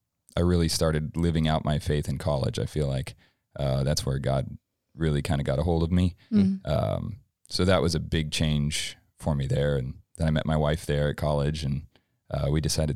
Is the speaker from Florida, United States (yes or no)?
no; Flagstaff, Arizona, United States; So I'm 31. I grew up in Flagstaff, about 200 miles north of here, if you're not from here, but raised in a Christian home.